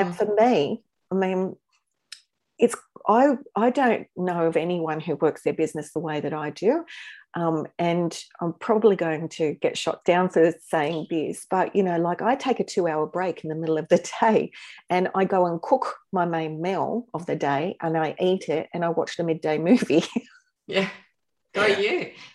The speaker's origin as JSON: {"language": "English", "town": "Newcastle", "region": "New South Wales", "country": "Australia", "tie": "born or raised there", "said": "I ended up here in Newcastle. And this is my hometown"}